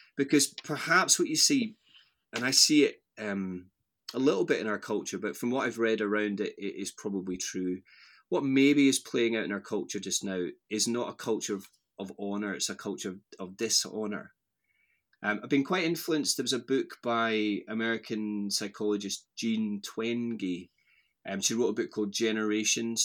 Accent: Strathblane, Scotland, United Kingdom; moved away as an adult; also born or lived in Lanarkshire / Airdrie / Aberdeen / Bristol; now in Edinburgh, United Kingdom; I grew up just outside Glasgow, so my mum and dad live in this little village called Strathblain, which is halfway between Loch Lomond and Glasgow city centre. So that's where I, I grew up

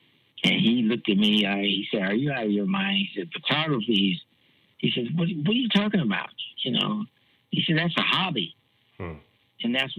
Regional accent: Columbus, Ohio, United States; Well, I grew up with a big family, so a lot of that stuff I was kind of protected from, because I grew up with a really big family.

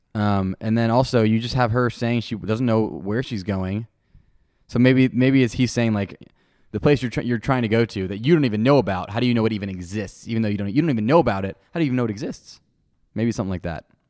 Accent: Clearwater, Florida, United States; I'm actually from Clearwater, Florida

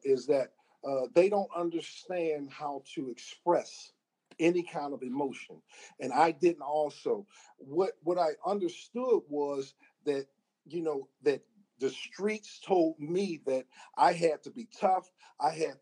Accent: Pittsburgh, Pennsylvania, United States; growing up in Pittsburgh

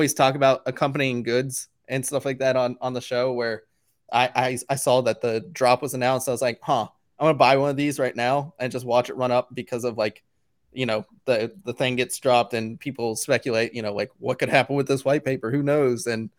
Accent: Canada; Did you get any, you know, we're all Canadian.

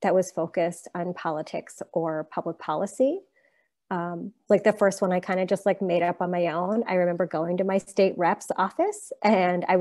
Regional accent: Pittsburgh, Pennsylvania, United States; I'm a native Pittsburgher. I grew up in the South Hills of Pittsburgh.

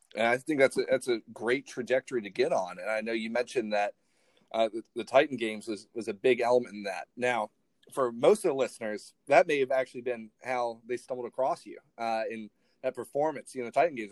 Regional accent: Ireland; moved away; I actually I grew up overseas, so I grew up in Ireland.

